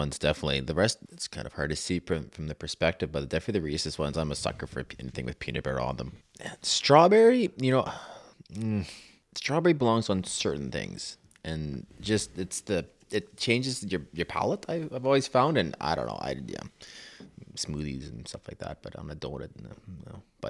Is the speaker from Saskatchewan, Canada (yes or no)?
yes; Saskatchewan, Canada; I'm from Saskatchewan.